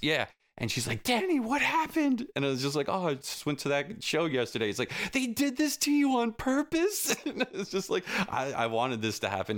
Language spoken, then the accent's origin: English; Selden, New York, United States; we live in the same town down the block from each other. That's where we grew up in Selden